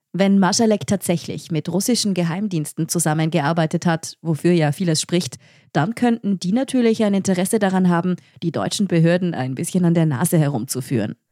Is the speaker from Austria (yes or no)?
yes; Austria; in Österreich wundern wir uns